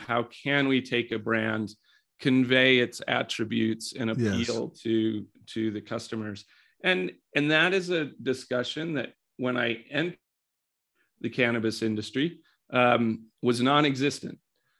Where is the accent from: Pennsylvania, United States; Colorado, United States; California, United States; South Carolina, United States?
Colorado, United States; So if we take some consumer brand type things in my home state of Colorado